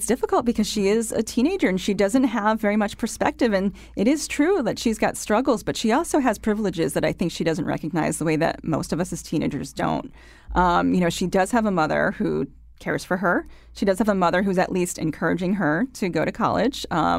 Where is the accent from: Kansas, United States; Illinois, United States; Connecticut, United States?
Connecticut, United States; So when I say I'm from Connecticut, people say, oh, and they kind of shake their head because they think they know where I'm coming from.